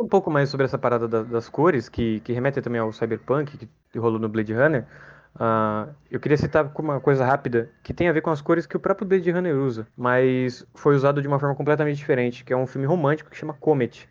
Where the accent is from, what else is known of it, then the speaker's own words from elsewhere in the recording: Brazil; o nosso país é muito grande